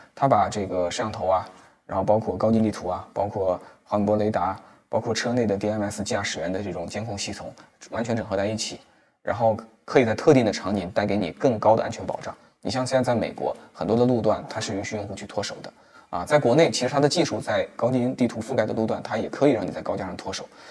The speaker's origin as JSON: {"language": "Chinese", "town": "Wuhan", "region": "Hubei", "country": "China", "tie": "born or raised there", "said": "在我家乡湖北武汉的东湖边"}